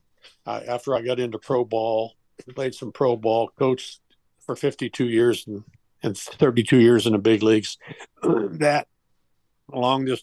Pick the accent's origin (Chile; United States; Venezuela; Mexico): United States; Steubenville, Ohio; I was born here in Steubenville 77 years ago